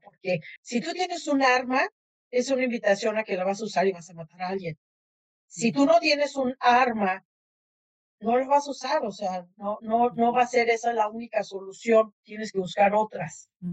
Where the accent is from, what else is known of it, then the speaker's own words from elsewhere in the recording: Mexico; now in United States; los que nacimos en México